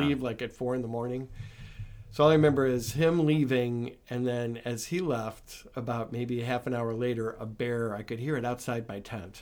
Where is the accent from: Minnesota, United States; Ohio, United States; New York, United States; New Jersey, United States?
Ohio, United States; Willowick; I grew up in Willowick with, uh, my mom and dad and brother and two sisters